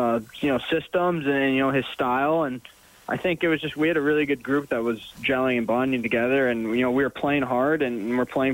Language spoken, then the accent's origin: English; Dallas, Texas, United States; moved away as an adult; also born or lived in Denver, Colorado; now in Edmonton, Canada; I was born in Dallas, and then my dad played for the Nuggets. So I lived in Denver till I was about 7, then went back to Dallas for the rest of my childhood